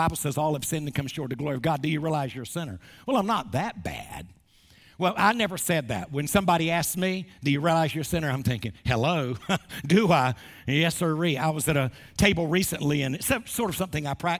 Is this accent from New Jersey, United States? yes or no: no; Wilmington, North Carolina, United States; Wilmington, North Carolina, my hometown